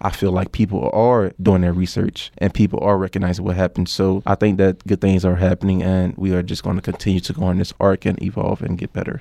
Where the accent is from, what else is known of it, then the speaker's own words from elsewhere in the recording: New Orleans, Louisiana, United States; moved away as an adult; I come from New Orleans, Louisiana